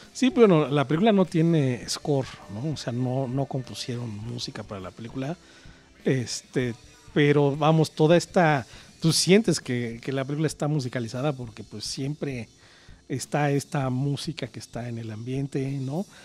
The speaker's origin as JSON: {"language": "Spanish", "region": "Mexico City", "country": "Mexico"}